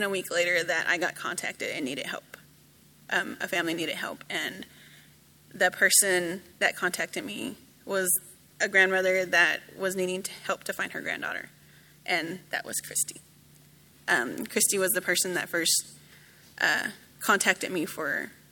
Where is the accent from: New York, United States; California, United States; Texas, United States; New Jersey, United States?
Texas, United States; Dallas; I grew up in Dallas